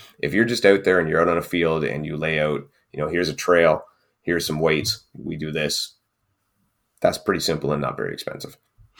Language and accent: English; Canada; I can't because we're Canadian.